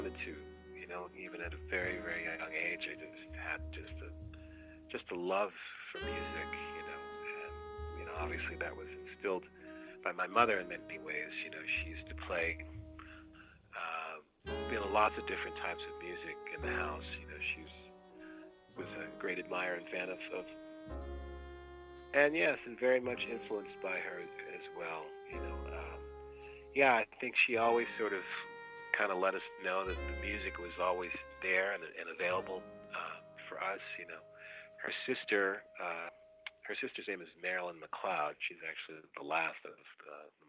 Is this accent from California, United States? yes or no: yes; California, United States; moved away as an adult; also born or lived in Long Island; now in New York, United States; I was about 6 years old when we left New York, I spent the next 20 years in California, growing up there